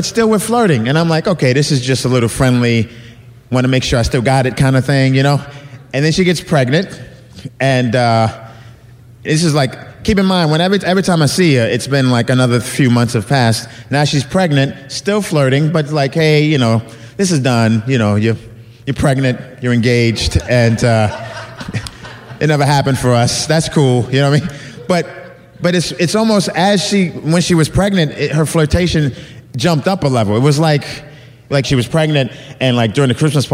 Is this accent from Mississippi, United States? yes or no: no; New York, United States; now in Los Angeles, United States; I live in Los Angeles. I'm from New York, and I go back to New York quite often